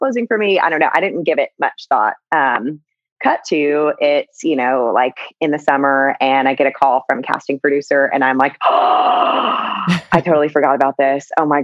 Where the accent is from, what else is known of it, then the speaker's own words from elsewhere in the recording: the South, United States; Growing up in the South, I definitely, it was like around, you know, it's like football and The Bachelor is like religion in that area of the country